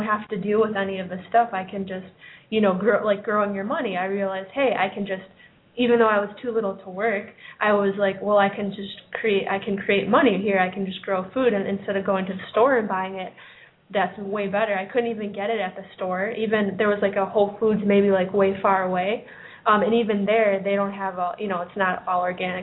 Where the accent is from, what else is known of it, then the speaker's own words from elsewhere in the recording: Chicago, Illinois, United States; I grew up in Chicago